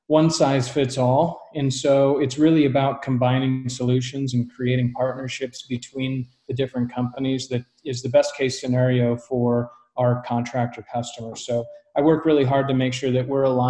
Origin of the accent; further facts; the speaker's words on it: Colorado, United States; I grew up in Colorado